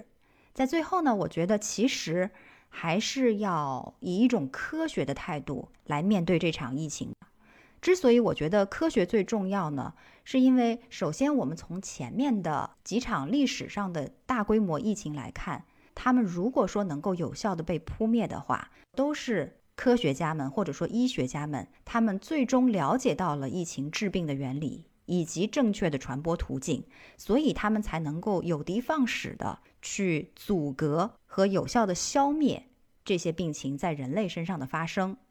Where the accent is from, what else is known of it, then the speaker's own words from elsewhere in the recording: China; 我们中国人是有这种传统说法的。